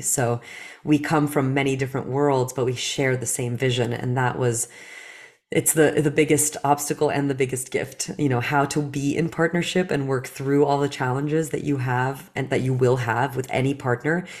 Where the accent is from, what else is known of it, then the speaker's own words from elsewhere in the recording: New Jersey, United States; English is a second language; also born or lived in Belarus; as a woman growing up in New Jersey